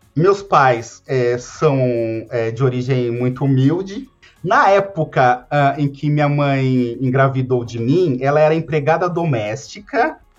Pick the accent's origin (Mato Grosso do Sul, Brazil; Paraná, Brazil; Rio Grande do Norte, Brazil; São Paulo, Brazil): São Paulo, Brazil; uma pessoa que cresceu na periferia de São Paulo